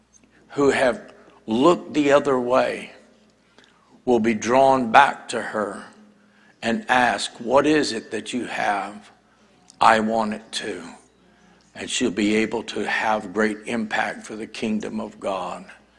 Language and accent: English; Boston, Massachusetts, United States; also born or lived in New Hampshire; I lived in New Hampshire. I'm from the Northeast. I was born in Boston.